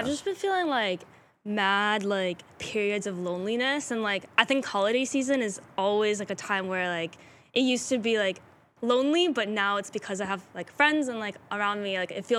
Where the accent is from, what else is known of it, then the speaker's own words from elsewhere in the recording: Chicago, Illinois, United States; also born or lived in Russia; I came from Chicago.